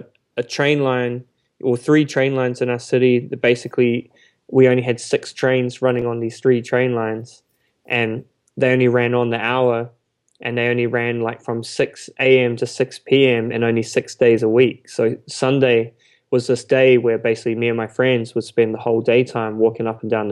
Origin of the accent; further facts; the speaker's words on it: Auckland, New Zealand; I grew up there